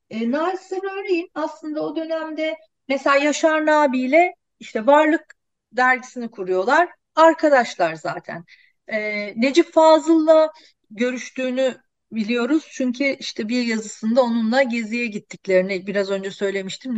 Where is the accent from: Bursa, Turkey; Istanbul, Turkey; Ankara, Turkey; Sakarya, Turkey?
Ankara, Turkey; moved away; aslında benim çocukluğum Ankara'da geçti.